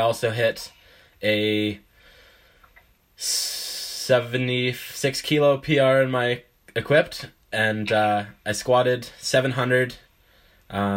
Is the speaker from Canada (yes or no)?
yes; Canada; I'm a Canadian guy